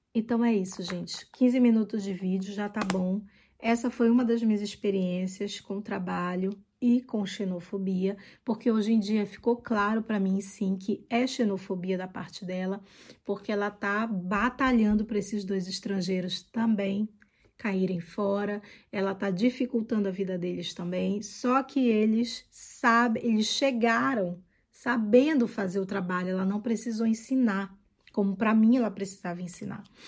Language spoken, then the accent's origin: Portuguese; Brazil; accent: Brazilian; moved away as an adult; now in France